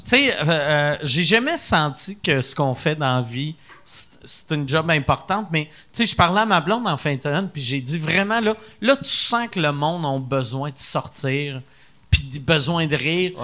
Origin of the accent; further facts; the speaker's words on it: Quebec City, Quebec, Canada; je viens de Québec